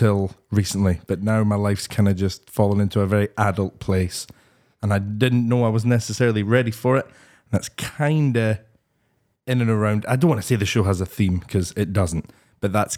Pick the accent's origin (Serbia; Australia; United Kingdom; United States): United Kingdom; Livingston, Scotland; I always refer to myself as an Edinburgh comedian, but it's actually a lie. I'm from Livingston